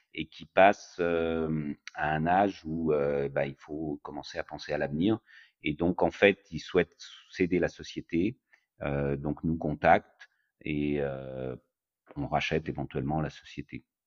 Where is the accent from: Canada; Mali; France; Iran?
France; moved away as an adult; also born or lived in Chicago, United States; now in United States; j'ai grandi en France, j'ai fait toutes mes études en France.